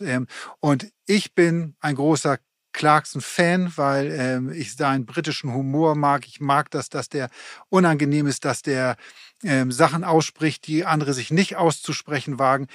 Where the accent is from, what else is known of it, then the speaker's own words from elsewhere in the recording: Hamburg, Germany; für uns als Hamburger